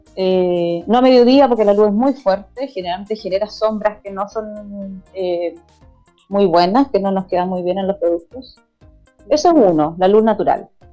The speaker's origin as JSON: {"language": "Spanish", "town": "Viña del Mar", "region": "Valparaíso", "country": "Chile", "said": "soy de Viña del Mar"}